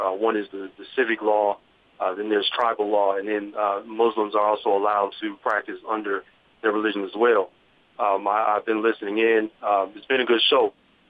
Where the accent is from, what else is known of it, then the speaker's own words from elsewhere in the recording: Michigan, United States; I grew up in polygamy in the state of Michigan, and I'm Native American and Jewish.